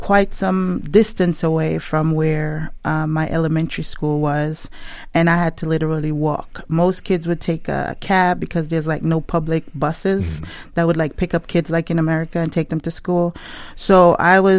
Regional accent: Jamaica; now in United States; growing up in Jamaica, it was very hard

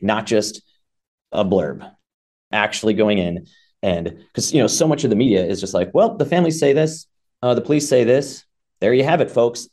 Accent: Chicago, Illinois, United States; moved away as an adult; also born or lived in Austin, Texas; now in Brown County, Indiana, United States; I grew up in Illinois, uh, in the Chicago area and lived in Chicago for a long

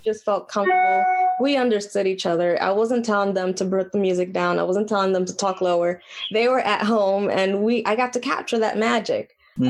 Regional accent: New York City, New York, United States; I was born and raised in Washington Heights

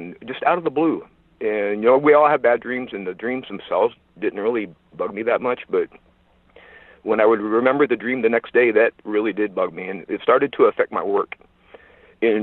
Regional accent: Cave Junction, Oregon, United States; moved away as an adult; also born or lived in Sacramento; moved back to my hometown in southern Oregon, a little town called Cave Junction where I grew up.

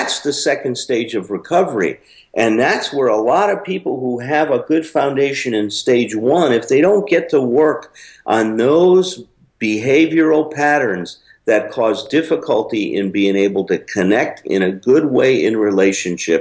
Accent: Chicago, Illinois, United States; I went back to Chicago where I grew up

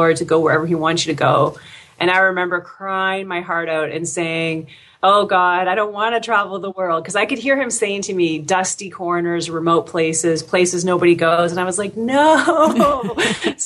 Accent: Windsor, Ontario, Canada; also born or lived in Oklahoma, United States; I grew up in Windsor, which is a border town right across from Detroit, Michigan

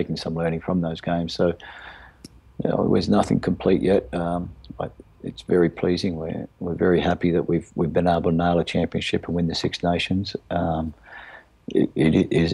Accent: Australia; being an Aussie

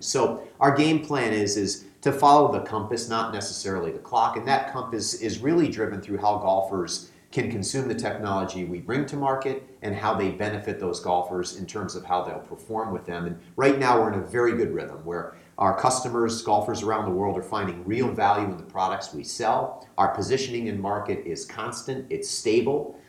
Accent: United States; moved away; I grew up playing competitive golf back on the East Coast, I'm from the New York, Connecticut area originally.

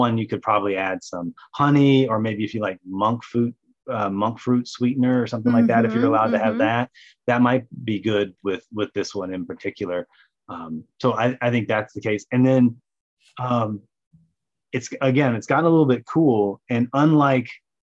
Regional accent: the South, United States; I grew up in the South. We put chicory root in coffee

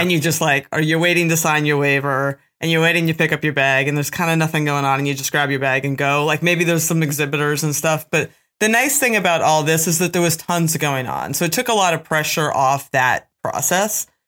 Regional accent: Pennsylvania, United States; I'm from Pennsylvania.

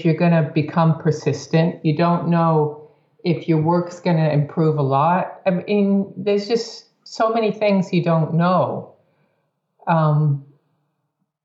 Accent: United States; growing up in the States

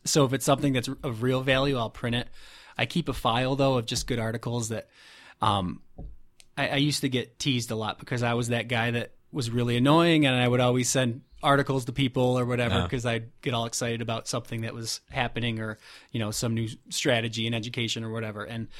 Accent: Fulton, New York, United States; now in Rochester, United States; I'm from Fulton, which is just north of Syracuse, and she's from Buffalo.

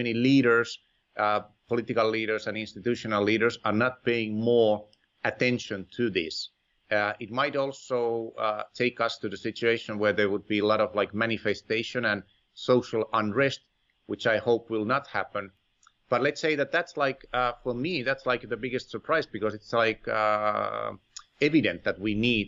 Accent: Finland; moved away; my home country, Finland

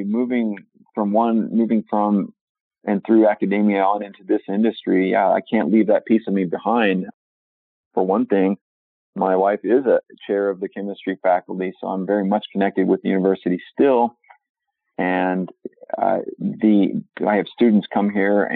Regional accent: Oklahoma, United States; now in Milwaukee, United States; I'm from Oklahoma in the central United States

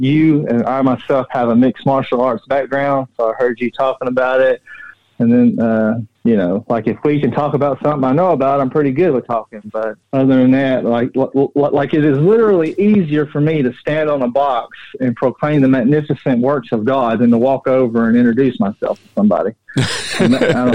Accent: Nashville, Tennessee, United States; I grew up in South Nashville

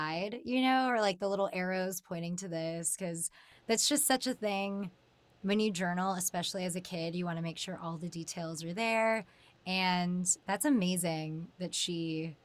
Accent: Central California, United States; I'm from Central California originally

